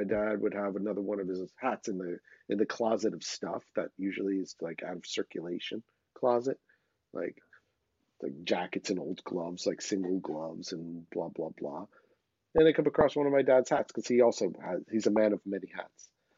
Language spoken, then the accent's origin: English; New York, United States; I'm from New York.